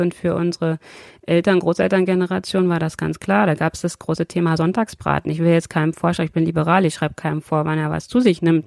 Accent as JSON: {"language": "German", "region": "Brandenburg", "country": "Germany", "tie": "born or raised there", "moved": "yes", "lives_now": "Braunschweig, Germany", "said": "dass es auch meine Heimat ist"}